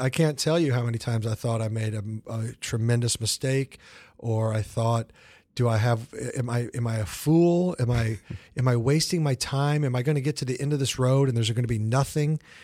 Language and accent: English; Kansas City, United States; moved away; Kansas City is a great town. It's my hometown